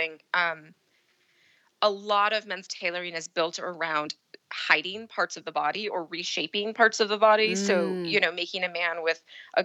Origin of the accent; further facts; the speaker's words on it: Pacific Northwest, United States; also born or lived in Seattle, Washington / Portland, Oregon; I'm from the Pacific Northwest